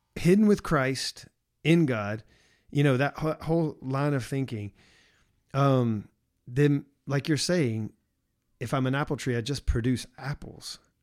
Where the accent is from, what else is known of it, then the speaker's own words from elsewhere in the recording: the South, United States; growing up as how I grew up in the South